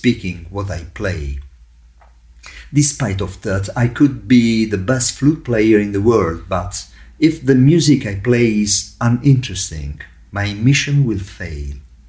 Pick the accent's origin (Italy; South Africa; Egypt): Italy; Catania, Sicily; moved away as an adult; now in Rome, Italy; I was born in Sicily and I moved to Rome in 1980 to follow my musical studies.